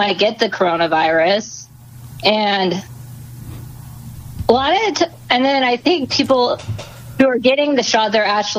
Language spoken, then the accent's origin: English; Southern California, United States; now in Arizona, United States; I was born in Southern California